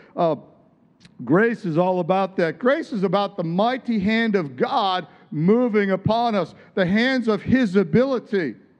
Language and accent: English; Midwest, United States; where I grew up in the Midwest